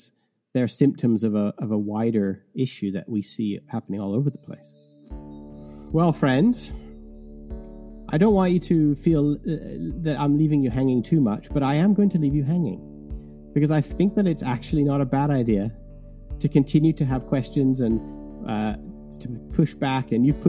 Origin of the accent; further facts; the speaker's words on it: Canada; now in England, United Kingdom; so I'm Canadian who's been living in England for 25 years, which is why I have this strange accent. I think you thought I was Irish, Chris.